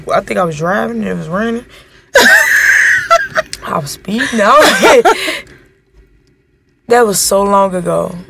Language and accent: English; Chicago, Illinois, United States; now in Los Angeles, United States; I'm from Chicago.